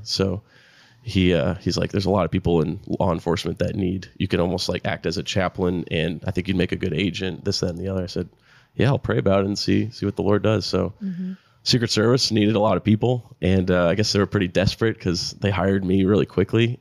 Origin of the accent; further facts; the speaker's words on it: South Florida, United States; moved away; I'm from South Florida originally